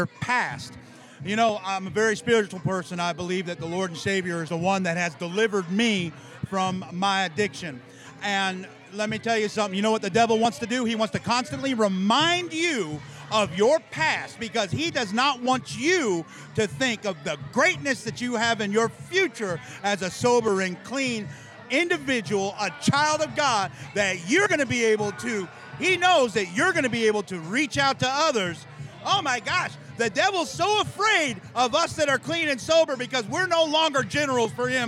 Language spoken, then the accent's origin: English; San Diego, California, United States; born and raised in San Diego, 8 miles away from Tijuana, Mexico